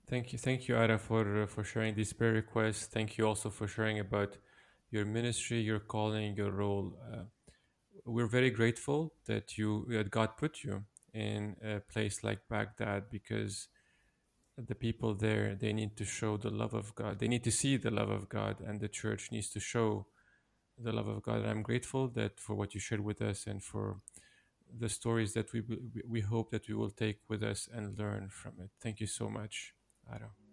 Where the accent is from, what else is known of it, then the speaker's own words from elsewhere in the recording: Lebanon; I come from Lebanon.